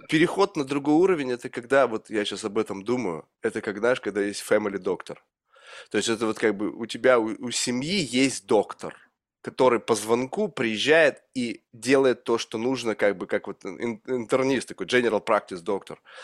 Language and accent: Russian; Russia; moved away as an adult; из России